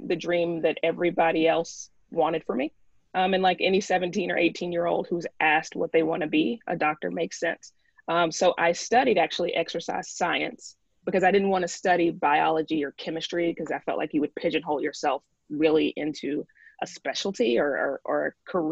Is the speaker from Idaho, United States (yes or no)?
no; Tuscaloosa, Alabama, United States; now in New York, United States; I am from Tuscaloosa